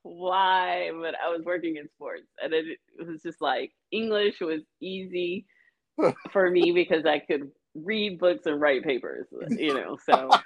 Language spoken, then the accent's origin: English; Huntsville, Alabama, United States; moved away as an adult; I grew up in Huntsville, Alabama, which is where Space Camp is